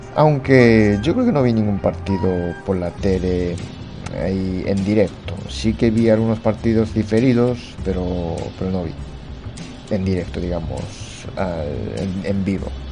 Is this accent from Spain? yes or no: no; Japan; como buen japonés que soy